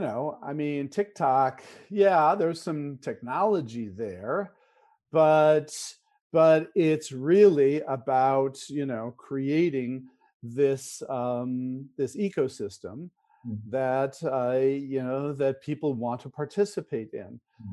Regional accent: California, United States; So, you know, growing up in Silicon Valley, innovation was all about technology, right?

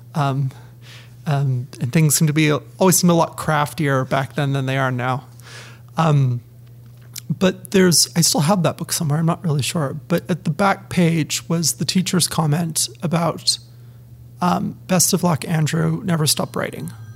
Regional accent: Penticton, British Columbia, Canada; moved away as an adult; also born or lived in Ottawa, Ontario; now in Ontario, Canada; as a British Columbian living in Ontario

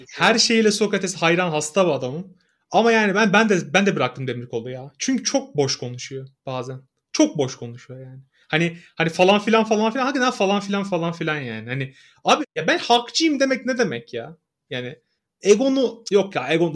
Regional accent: Samsun, Turkey; ben Samsunluyum mesela Samsun sporu destekliyorum. Çünkü Samsun Spor benim doğduğum büyüdüğüm şehrin takımı.

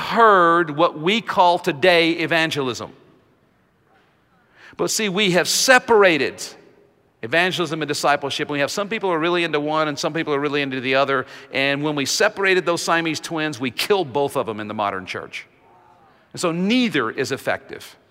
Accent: Jackson, Mississippi, United States; moved away as an adult; also born or lived in Philippines; now in Nashville, United States; my hometown of Jackson, Mississippi

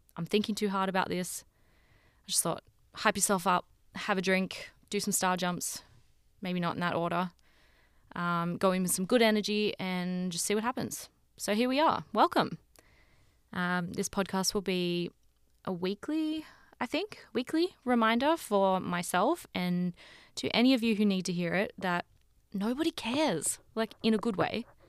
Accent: Sydney, New South Wales, Australia; moved away as an adult; now in Toronto, Canada; I'm from Sydney in Australia, um, but I'm currently living in Toronto.

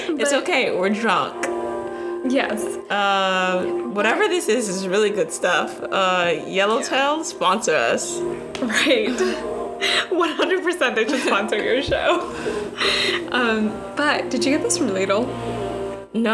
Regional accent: Chicago, Illinois, United States; moved away as an adult; also born or lived in New York; now in Maryland, United States; But I grew up in Chicago

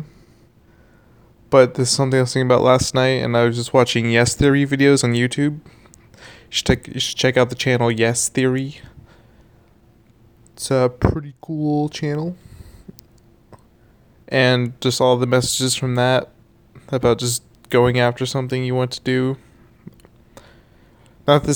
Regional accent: Houston, Texas, United States; We're from Houston, Texas.

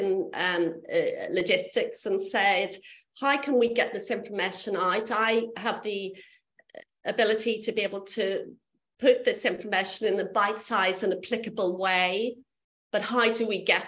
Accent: Belfast, Northern Ireland, United Kingdom; I grew up in Belfast

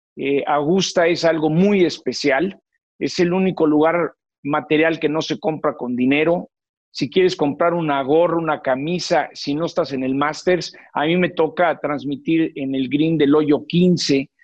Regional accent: Mexico City, Mexico; Yo nací en el Hospital Santa Teresita, aquí en la Ciudad de México

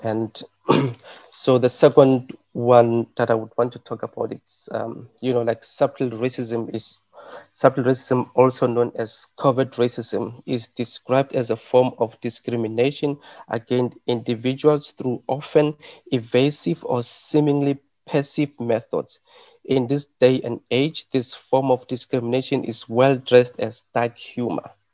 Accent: South Africa; English is a second language; moved away; I'm from South Africa

